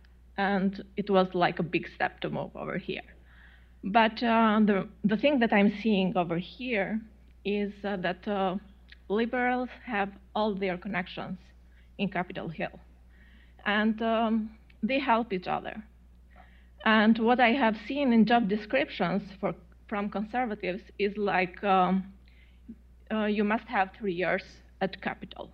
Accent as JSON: {"language": "English", "country": "Albania", "second_language": "English", "moved": "as an adult", "lives_now": "United States", "said": "I am from Albania, and we suffered 50 years communism"}